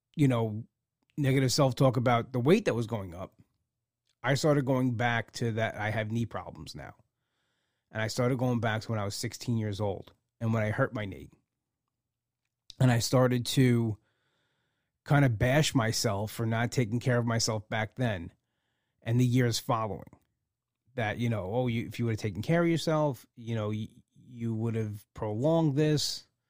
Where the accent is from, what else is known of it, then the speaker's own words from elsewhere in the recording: United States; as an American